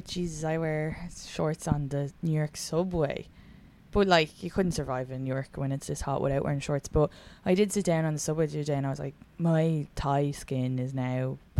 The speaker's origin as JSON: {"language": "English", "town": "Leixlip", "region": "County Kildare", "country": "Ireland", "said": "So for the listeners, we're both from Leaslip, but the hill was like, okay, so there's a hill and people who lived at the top of the hill were Hillers, and then the people who lived at the bottom of the hill were Farranders."}